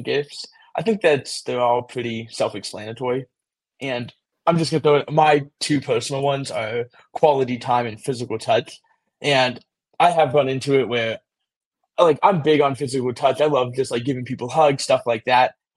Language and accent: English; Las Vegas, Nevada, United States; I'm from Las Vegas, Nevada